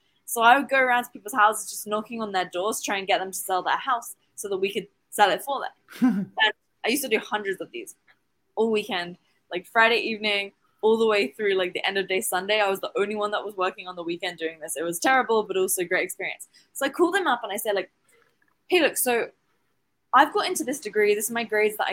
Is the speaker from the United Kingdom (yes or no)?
yes; England, United Kingdom; now in Dubai, United Arab Emirates; I'm originally from England in the UK, and I now live in Dubai.